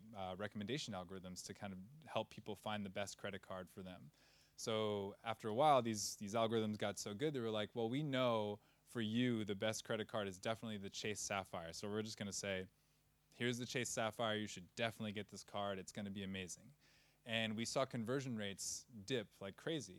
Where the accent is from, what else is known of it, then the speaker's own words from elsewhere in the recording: Providence, Rhode Island, United States; moved away as an adult; also born or lived in California / São Miguel, Azores; now in Lisbon, Portugal; I'm originally from Providence, Rhode Island